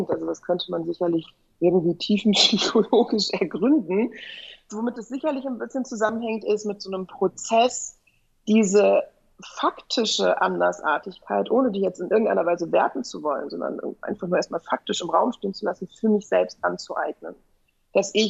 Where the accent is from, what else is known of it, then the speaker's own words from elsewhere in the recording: West Germany, Germany; weil ich da quasi als Westdeutsche